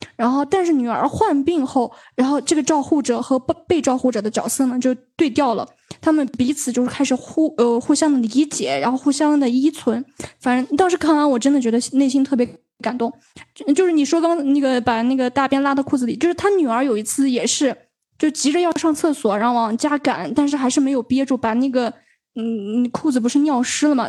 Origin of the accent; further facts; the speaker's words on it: China; 我们中国人的这个传统思想里是养儿防老